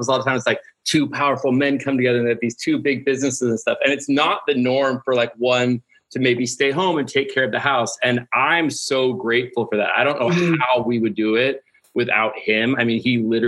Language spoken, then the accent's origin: English; Ohio, United States; now in Los Angeles, United States; Originally, though, I was from Ohio. I moved to LA with my twin brother